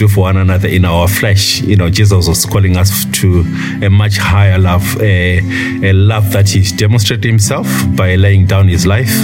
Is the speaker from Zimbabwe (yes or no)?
yes; Zimbabwe; I was born and bred in Zimbabwe, last of a family of five